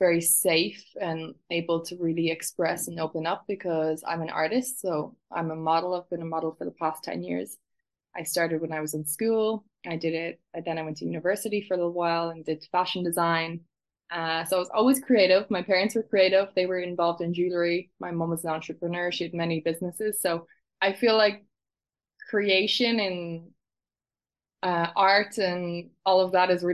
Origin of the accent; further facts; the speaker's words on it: Ireland; moved away as an adult; also born or lived in London; now in Barcelona, Spain; I'm from Ireland, and I was born in London and then moved to Ireland when I was about 4 years old. So I've been raised in Ireland